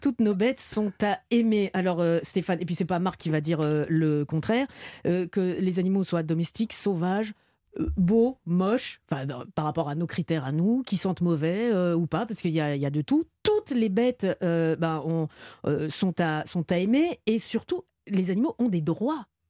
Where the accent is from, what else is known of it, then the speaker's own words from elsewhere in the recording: Belgium; Chez moi en Belgique, il y a un petit village à côté de chez moi